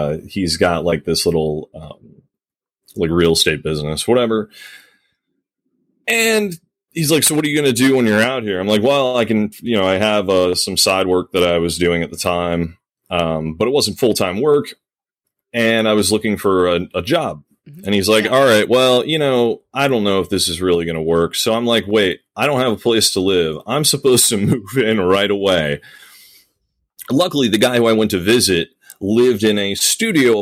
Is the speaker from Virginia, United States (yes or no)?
yes; Virginia Beach, Virginia, United States; moved away as an adult; also born or lived in Chicago; I'm from Virginia Beach